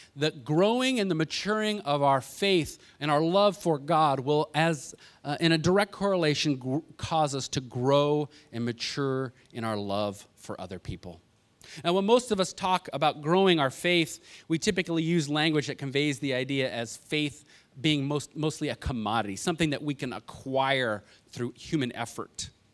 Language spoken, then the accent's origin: English; Los Angeles, California, United States; moved away; also born or lived in Kentucky; growing up in Los Angeles